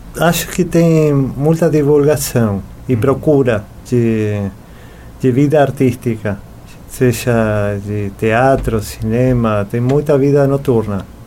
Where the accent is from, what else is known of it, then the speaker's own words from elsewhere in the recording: Buenos Aires, Argentina; Portuguese is a second language; moved away as an adult; now in Florianópolis, Brazil; Eu nasci em Buenos Aires, nací en Argentina en el año, no año 1975. Viví quase toda a minha vida na Argentina